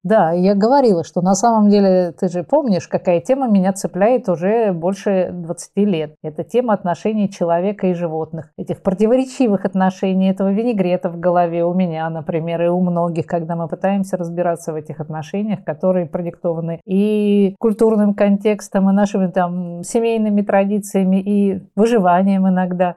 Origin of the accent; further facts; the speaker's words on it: Saint Petersburg, Russia; also born or lived in Kaliningrad Oblast; я городская девочка из Ленинграда